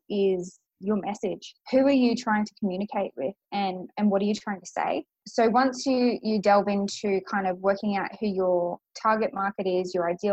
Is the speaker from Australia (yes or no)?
yes; Grafton, New South Wales, Australia; now in Brisbane, Australia; I grew up in a really small country town